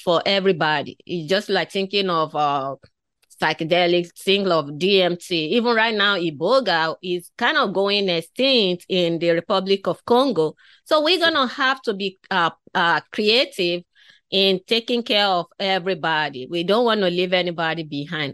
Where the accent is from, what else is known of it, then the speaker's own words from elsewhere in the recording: Nigeria; moved away; growing up in Africa, I was born in West Africa, in Nigeria. So growing up in that part of the world